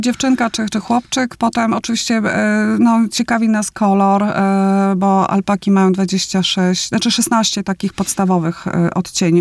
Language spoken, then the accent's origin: Polish; Opole, Opole Voivodeship, Poland; pochodzę z Opola, śląsko-polski